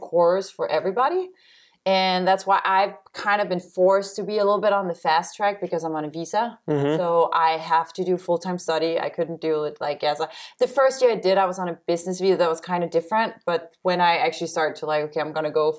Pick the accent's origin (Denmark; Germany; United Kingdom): Denmark; Copenhagen area, Northern Zealand; English is a second language; moved away as an adult; now in New York City, United States; I am from the Copenhagen area. Uh-huh. So, I'm from Zealand. I'm from Northern